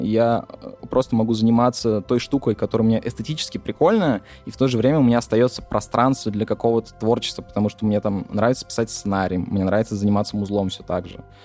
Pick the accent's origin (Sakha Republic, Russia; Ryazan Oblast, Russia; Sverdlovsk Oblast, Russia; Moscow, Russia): Sakha Republic, Russia; Yakutia; я чувак там из Якутии